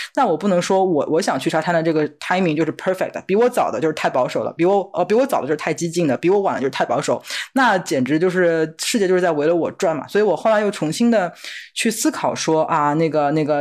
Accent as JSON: {"language": "Chinese", "country": "China", "moved": "yes", "lives_now": "United States", "said": "我作为一个中国人"}